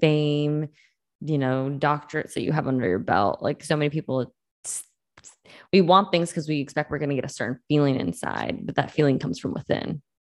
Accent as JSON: {"language": "English", "region": "Massachusetts", "country": "United States", "tie": "born or raised there", "said": "I grew up in Mass"}